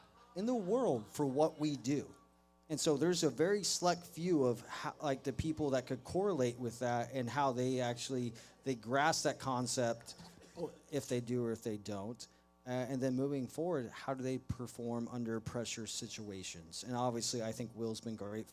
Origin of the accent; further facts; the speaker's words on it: Dallas, Texas, United States; I am from Dallas